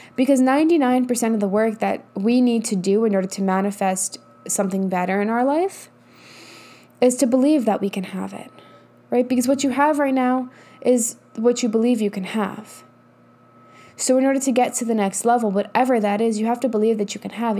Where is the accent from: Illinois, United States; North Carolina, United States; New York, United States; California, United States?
New York, United States; also born or lived in Colorado; now in Texas, United States; I'm from New York, but whatever. I live in Texas now.